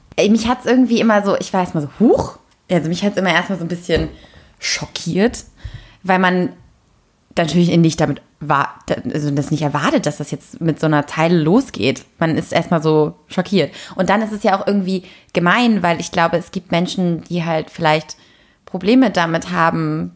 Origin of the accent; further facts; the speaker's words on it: Lübeck, Schleswig-Holstein, Germany; now in Berlin, Germany; wir kommen ja beide aus Lübeck